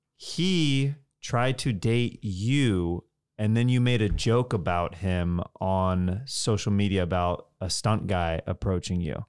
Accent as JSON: {"language": "English", "region": "Kansas", "country": "United States", "moved": "yes", "said": "I'm from Kansas"}